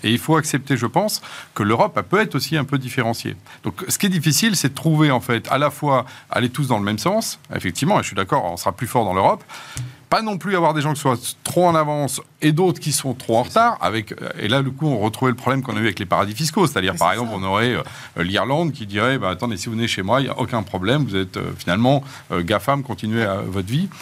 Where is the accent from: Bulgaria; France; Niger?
France; en tant que Français